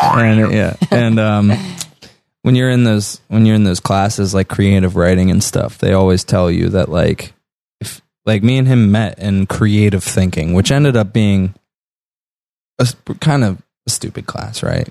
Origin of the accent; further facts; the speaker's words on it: Butler, Pennsylvania, United States; moved away as an adult; also born or lived in North Side, Pittsburgh; now in Pittsburgh, United States; we're originally from Butler, and we recently just moved to, like, north, like, actually just m, last month